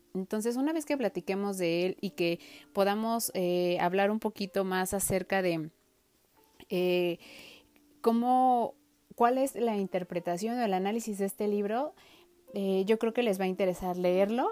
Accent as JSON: {"language": "Spanish", "country": "Mexico", "said": "nuestro país en México"}